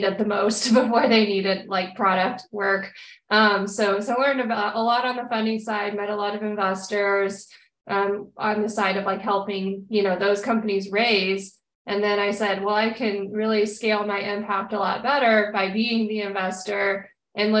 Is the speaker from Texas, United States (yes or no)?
yes; Texas, United States; I'm born and raised in Texas